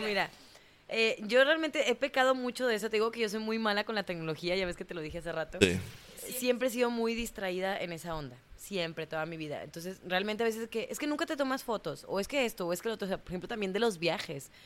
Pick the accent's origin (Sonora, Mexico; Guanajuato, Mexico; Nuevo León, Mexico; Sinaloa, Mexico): Nuevo León, Mexico; Monterrey; moved away as an adult; also born or lived in Mexico City / Cancún; cuando yo salí de Monterrey, que me fui a, a Ciudad de México